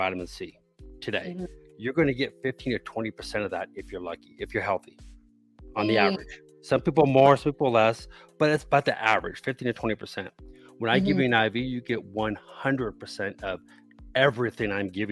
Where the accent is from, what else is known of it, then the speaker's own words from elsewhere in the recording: Texas, United States; now in Colorado, United States; I'm originally from Texas